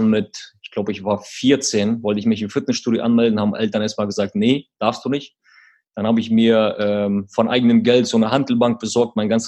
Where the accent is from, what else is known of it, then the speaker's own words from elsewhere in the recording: Quakenbrück, Lower Saxony, Germany; Genau, aber um, ähm, wenn wir den Ort nennen, Quakenbrück, wo wir herkommen, der klingt erstmal ein bisschen lustig wegen dem Namen.